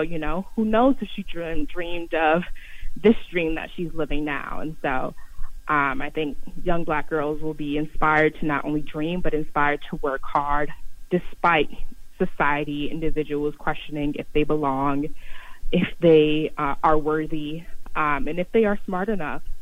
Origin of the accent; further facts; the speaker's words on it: New York City, New York, United States; your community growing up in Harlem